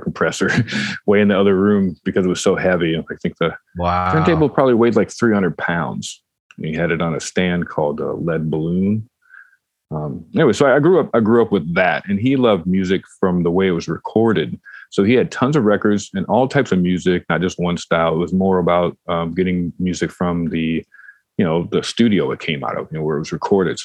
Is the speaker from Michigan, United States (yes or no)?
yes; Detroit, Michigan, United States; I grew up in Detroit